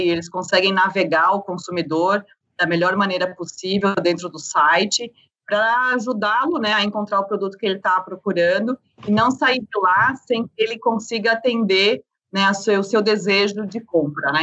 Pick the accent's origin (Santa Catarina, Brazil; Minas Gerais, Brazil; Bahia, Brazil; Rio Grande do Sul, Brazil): Santa Catarina, Brazil; Blumenau; now in São Paulo, Brazil; eu sou do Sul, né? Eu sou de Blumenau, então vim para São Paulo aí um pouco mais nova